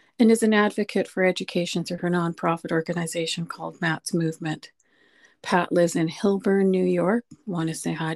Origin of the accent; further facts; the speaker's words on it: Canada; being Canadian